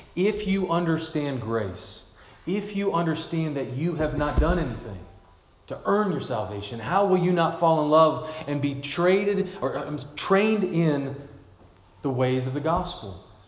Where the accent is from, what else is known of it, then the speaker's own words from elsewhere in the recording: Glasgow, Kentucky, United States; moved away; my hometown in Kentucky